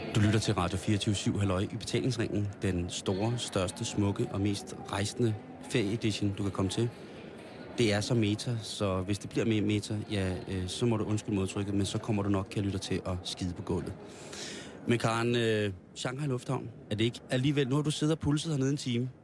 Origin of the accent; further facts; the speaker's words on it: Copenhagen, Capital Region of Denmark, Denmark; der er jeg jo så københavner